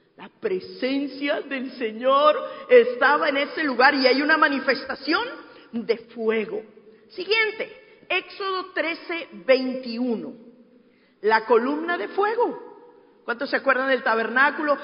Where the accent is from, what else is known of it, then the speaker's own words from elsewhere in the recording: Peru; moved away; mi tierra, en el Perú